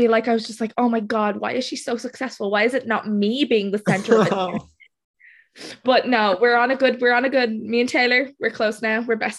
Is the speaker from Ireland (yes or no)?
yes; Dublin, Leinster, Ireland; I'm actually from Ireland. I'm from Dublin, so it's like really late here now